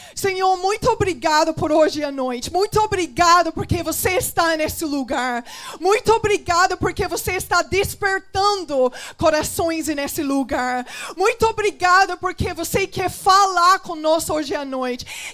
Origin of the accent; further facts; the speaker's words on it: England, United Kingdom; Portuguese is a second language; moved away; Porque eu sou da Inglaterra.